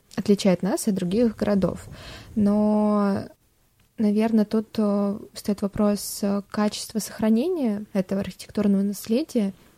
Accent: Tomsk, Tomsk Oblast, Russia; мы из Томска

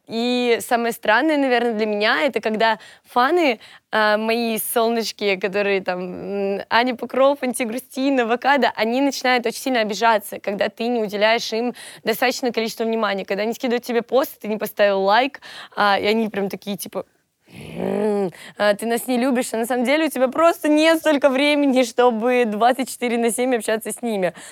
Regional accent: Volgograd, Volgograd Oblast, Russia; moved away as an adult; now in Moscow, Russia; Они у меня из Волгограда, и я сама из Волгограда», то есть я переехала в Москву только год назад

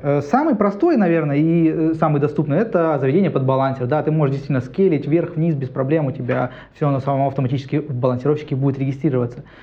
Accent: Krasnoyarsk, Krasnoyarsk Krai, Russia; moved away as an adult; now in Saint Petersburg, Russia; Я уехал из Сибири, там, э, от жары как раз приехал сюда

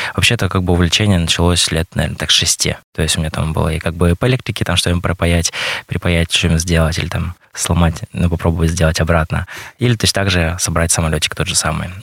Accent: Mirny, Sakha Republic, Russia; родился здесь, в Якутии, в Мирном, в городе Мирном проживаю, получается, по сей день здесь

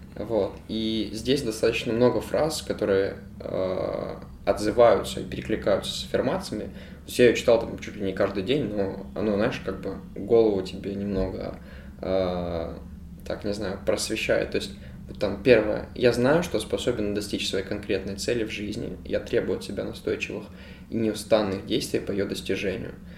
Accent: Ukraine; я филантроп и я из Украины

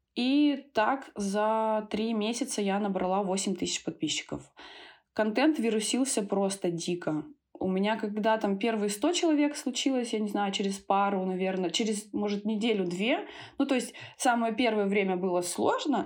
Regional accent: Tyumen, Tyumen Oblast, Russia; also born or lived in Thailand; now in Moscow, Russia; я родом из Тюмени

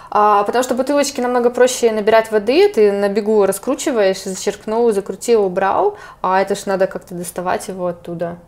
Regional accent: Chelyabinsk, Chelyabinsk Oblast, Russia; я из Челябинска

